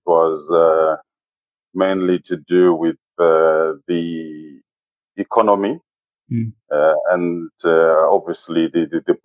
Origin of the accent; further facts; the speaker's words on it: Zimbabwe; moved away as an adult; now in United Kingdom; Growing up in Zimbabwe